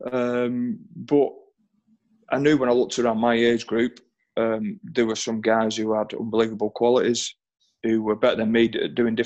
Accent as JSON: {"language": "English", "town": "Oldham", "region": "North West England", "country": "United Kingdom", "tie": "born or raised there", "said": "I'm an Oldham lad"}